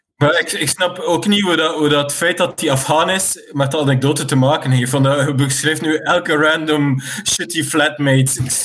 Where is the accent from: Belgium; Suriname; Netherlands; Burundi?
Belgium; West Flanders; ik kom uit West-Vlaanderen